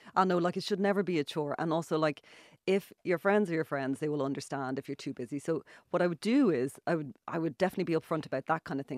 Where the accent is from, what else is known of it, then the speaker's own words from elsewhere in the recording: Ireland; also born or lived in Dublin; now in Galway, Ireland; I'm Irish